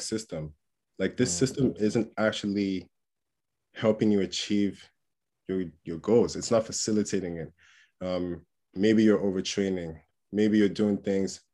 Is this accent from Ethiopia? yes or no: no; England, United Kingdom; also born or lived in Port Harcourt, Nigeria; I was born in a city called Port Harcourt in Nigeria. Moved to England when I was like 6 or 7 years old